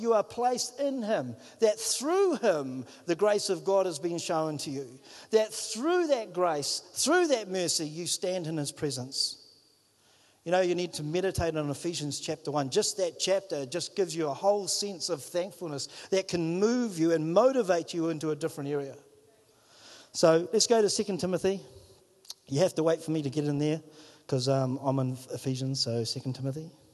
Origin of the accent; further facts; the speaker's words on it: Whangarei, Northland, New Zealand; moved away as an adult; now in Wellington, New Zealand; I'm from Whangarei